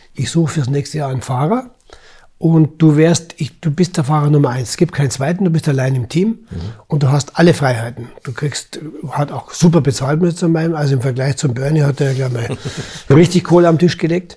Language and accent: German; Germany; als Deutsche